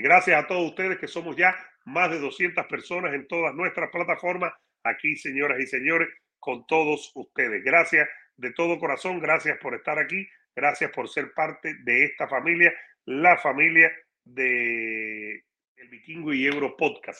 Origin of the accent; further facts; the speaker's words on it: Cuba; now in United States; para mi país, donde nací